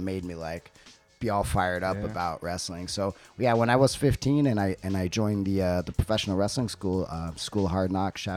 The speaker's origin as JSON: {"language": "English", "town": "West Covina", "region": "California", "country": "United States", "tie": "born or raised there", "moved": "as an adult", "lives_now": "Tokyo, Japan", "said": "I grew up in West Covina, California. So it's like San Gabriel Valley. It's like 30 minutes outside of downtown LA."}